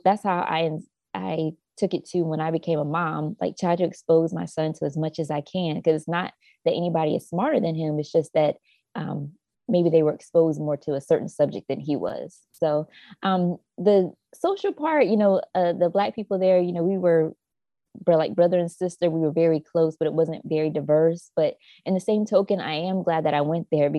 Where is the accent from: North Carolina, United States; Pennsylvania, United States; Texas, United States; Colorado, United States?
North Carolina, United States; Jacksonville; I grew up in a small town called Jacksonville, North Carolina. It's very rural. And yes, Southern girls of North Carolina